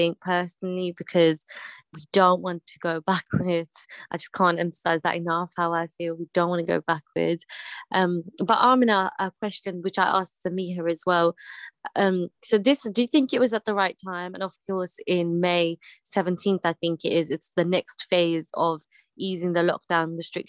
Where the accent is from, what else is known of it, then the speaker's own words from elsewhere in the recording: United Kingdom; us being British